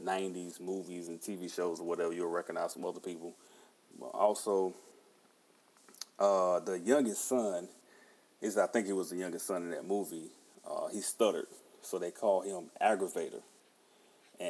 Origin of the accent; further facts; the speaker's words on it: Halifax, North Carolina, United States; also born or lived in Rocky Mount, North Carolina / Wake County, North Carolina; I'm originally from Halifax, North Carolina. I was born in Nash General Hospital in Rocky Mount, which is Rocky Mount. Nash County is also my home